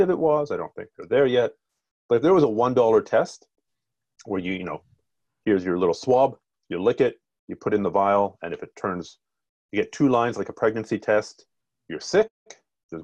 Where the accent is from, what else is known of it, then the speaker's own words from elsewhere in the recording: Ontario, Canada; I grew up in Ontario